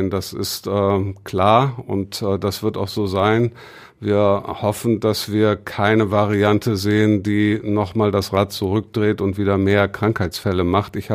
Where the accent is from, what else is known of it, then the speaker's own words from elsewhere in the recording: Bremen, Germany; als Bremer esse ich tatsächlich gerne braunen Kohl